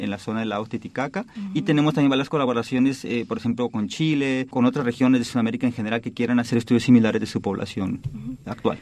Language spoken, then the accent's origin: Spanish; Oaxaca, Mexico; moved away as an adult; also born or lived in Barcelona, Spain / New York, United States; now in Stanford, United States; de Oaxaca de donde yo nací